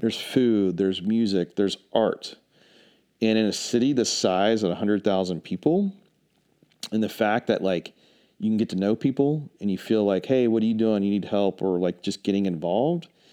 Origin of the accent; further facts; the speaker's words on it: Charlotte, North Carolina, United States; moved away as an adult; also born or lived in New York City / Dallas; now in Asheville, United States; I'm originally from Charlotte.